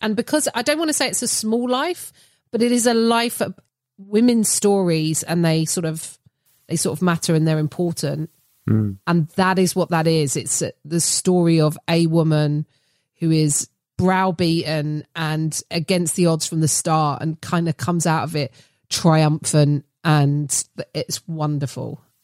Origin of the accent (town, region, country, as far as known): United Kingdom